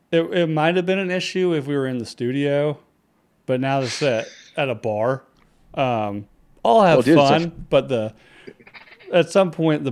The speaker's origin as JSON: {"language": "English", "region": "North Carolina", "country": "United States", "tie": "born or raised there", "moved": "as an adult", "lives_now": "Iowa, United States", "said": "I grew up in North Carolina. I've been in Iowa for since 2012, so this will be this summer will be 10 years."}